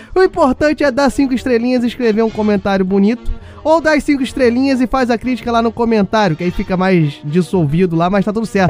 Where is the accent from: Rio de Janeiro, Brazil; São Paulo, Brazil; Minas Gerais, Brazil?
Rio de Janeiro, Brazil; eu sou carioca